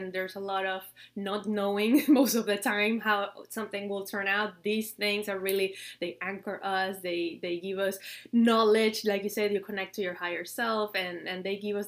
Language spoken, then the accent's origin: English; Venezuela; moved away; I grew up in Venezuela, in my country